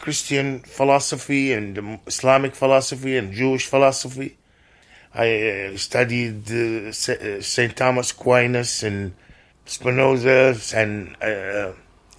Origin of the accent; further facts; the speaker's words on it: Libya; English is a second language; moved away as an adult; also born or lived in Perugia, Italy; now in Seattle, United States; I'm from Libya.